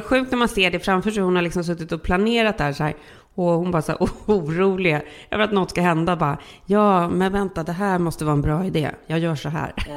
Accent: Sweden; now in California, United States; vi är ju svenskar

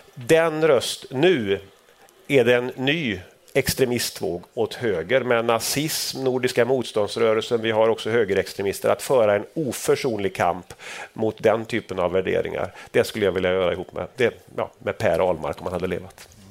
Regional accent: Sweden; när vi växte upp i Sverige

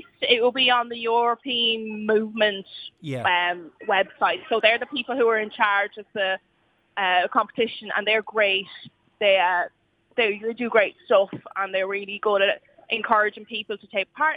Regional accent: Marshalltown, Leinster, Ireland; I'm from Marshalltown, so just outside Enniscorthy.

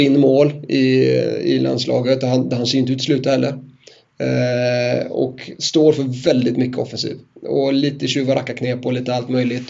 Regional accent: Sweden; vi som är svenskar

